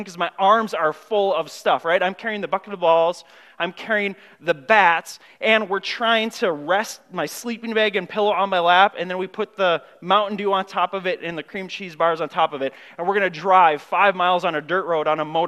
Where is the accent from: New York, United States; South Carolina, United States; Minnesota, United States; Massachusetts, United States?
Minnesota, United States; Grand Marais; I grew up in Grand Marais, a small town up north